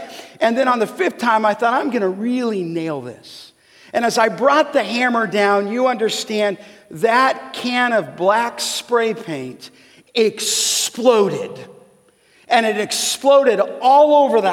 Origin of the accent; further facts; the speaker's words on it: Los Angeles, California, United States; growing up in Canoga Park